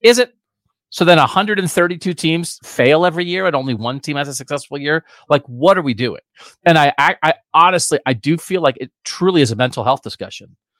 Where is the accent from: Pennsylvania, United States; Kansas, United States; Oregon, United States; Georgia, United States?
Pennsylvania, United States; now in Columbus, United States; I'm also from Pennsylvania